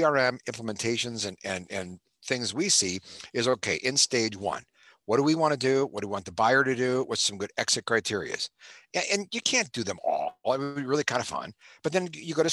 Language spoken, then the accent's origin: English; Cleveland, Ohio, United States; moved away as an adult; now in California, United States; Born and raised in Cleveland, Ohio.